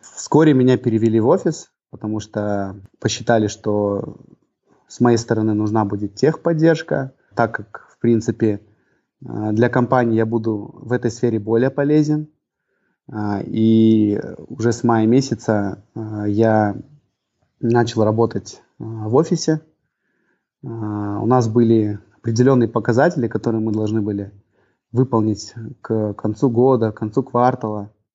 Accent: Almaty, Kazakhstan; moved away as an adult; also born or lived in Atyrau; now in Aktau, Kazakhstan; Родился в Алмате я, вырос тоже э, в Алмате все детство.

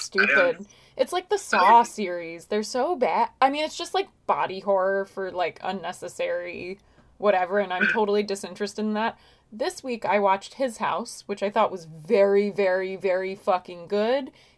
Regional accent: Long Island, New York, United States; I grew up on Long Island

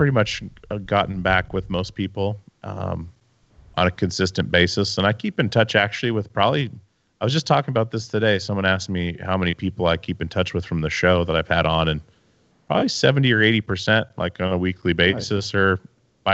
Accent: Alaska, United States; also born or lived in Petersburg, Alaska / Wasilla, Alaska; now in Oregon, United States; I grew up in Alaska

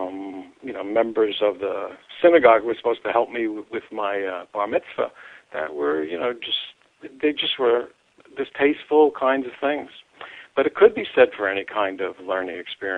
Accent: New York City, New York, United States; I grew up in New York City

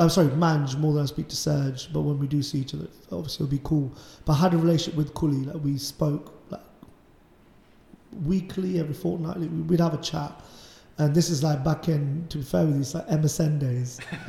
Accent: Leicester, East Midlands, United Kingdom; I'm from Leicester.

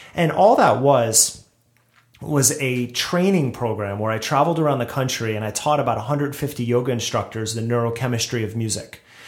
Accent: New Jersey, United States; moved away as an adult; also born or lived in Brooklyn, New York; now in Los Angeles, United States; I grew up in Jersey

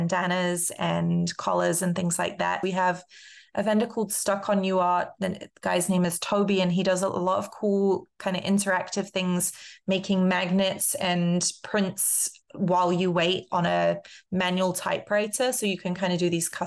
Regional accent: London, United Kingdom; now in Minneapolis, United States; I grew up in London, and so that's part of what I grew up with, is this vibrant street culture

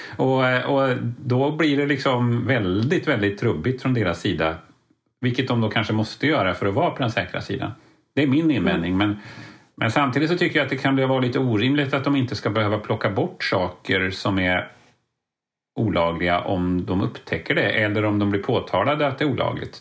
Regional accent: Lidköping, Västra Götaland, Sweden; Jag är från Lidköping

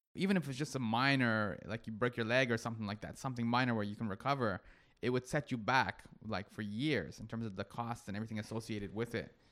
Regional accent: Toronto, Ontario, Canada; I'm from Toronto

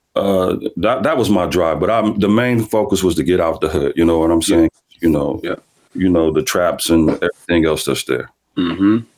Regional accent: Omaha, Nebraska, United States; born or raised there

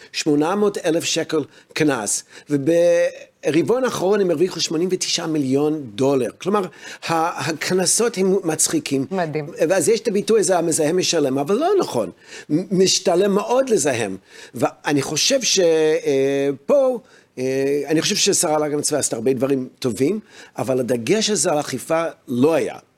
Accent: United States; now in Israel; אני הרי גדלתי בארצות הברית

